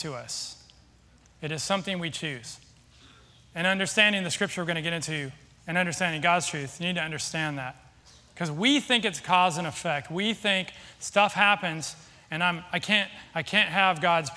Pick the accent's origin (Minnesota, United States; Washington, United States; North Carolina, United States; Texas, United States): Washington, United States; Seattle; moved away; I'm from Seattle